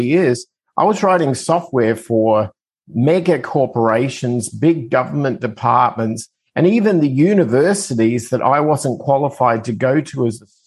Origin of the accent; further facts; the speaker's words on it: Adelaide, South Australia, Australia; accent: Australian; moved away as an adult; now in United States; I'm originally from Australia, as my accent tends to give it away, but I migrated to the United States when I was 25